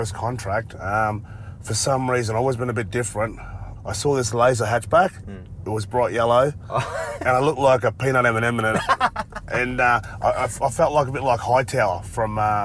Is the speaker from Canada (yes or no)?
no; North Queensland, Australia; growing up in North Queensland, so I grew up with Kathy Freeman.